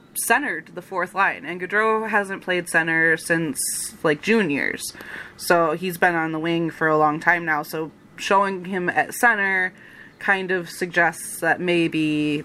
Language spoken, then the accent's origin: English; Kalamazoo, Michigan, United States; my hometown team, the Kalamazoo Wings of the ECHL